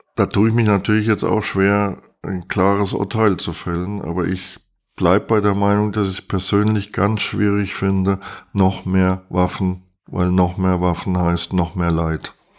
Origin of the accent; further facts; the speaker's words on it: East Germany, Germany; bei uns in der DDR